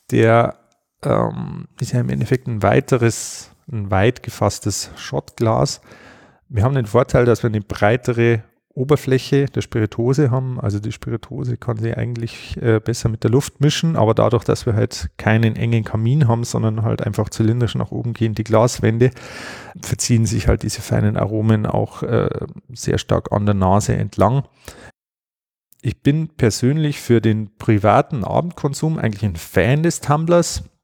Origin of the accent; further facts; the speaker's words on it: Bavaria, Germany; auch relativ handig, wie man bei uns in Bayern sagt.